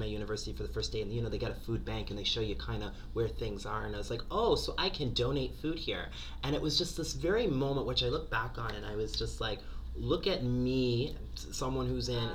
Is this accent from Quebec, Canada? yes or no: no; Halifax, Nova Scotia, Canada; I'm from Halifax, Nova Scotia, Chipuktuk Mi'kma'ki